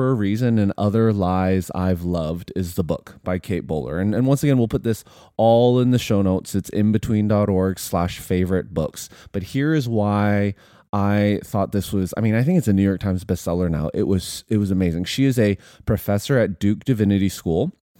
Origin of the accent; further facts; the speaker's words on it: Canada; we're Canadian.